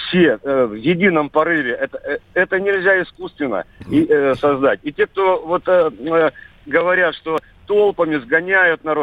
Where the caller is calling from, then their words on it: Barnaul, Altai Krai, Russia; Я из Барнаула, Михаил.